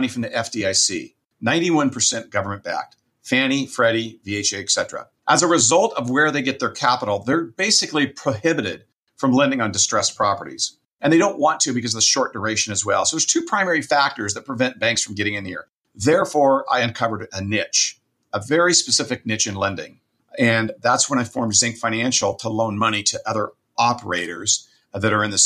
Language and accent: English; Southern California, United States; now in Fresno, United States; I grew up in Southern California and then came up to Fresno, California, which is where I reside now